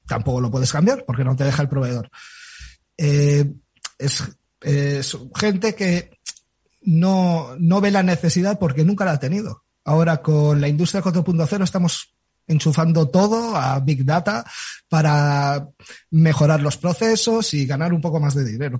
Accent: Galicia, Spain; soy gallego

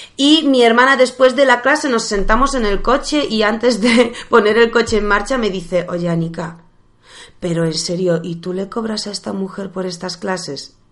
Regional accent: Poland; Spanish is a second language; now in Spain; soy polaca

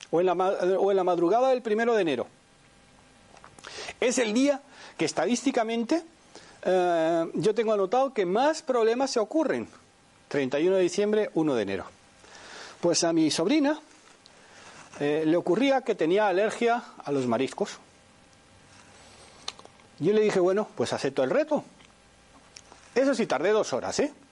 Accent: Spain; now in Panama; Ah, yo vengo de Panamá, aunque soy español, llevo cuarenta y pico años aquí.

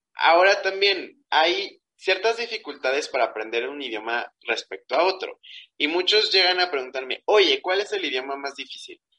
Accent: Mexico; como mexicanos nos costó mucho trabajo

